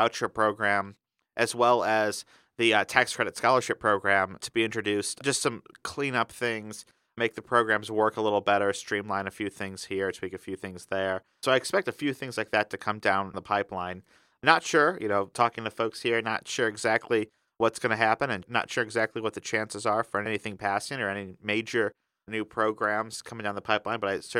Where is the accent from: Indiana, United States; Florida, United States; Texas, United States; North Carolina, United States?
Indiana, United States; the Hoosier State, my home state.